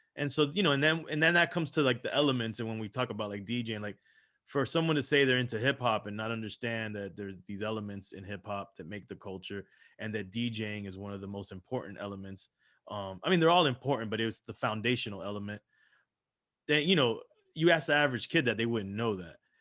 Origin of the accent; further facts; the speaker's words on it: Miami, Florida, United States; also born or lived in Los Angeles, California; grew up here in Miami, Florida, so, so I grew up in Miami